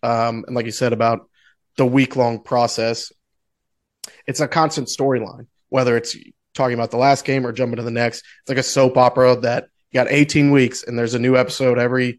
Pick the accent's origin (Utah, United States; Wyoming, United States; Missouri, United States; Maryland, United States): Missouri, United States; I mean, we're from Missouri, so it's not